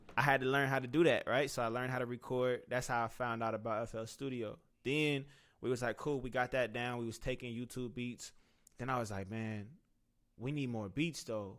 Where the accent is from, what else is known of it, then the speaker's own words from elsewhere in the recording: Cincinnati, Ohio, United States; moved away as an adult; now in Atlanta, United States; I was from Cincinnati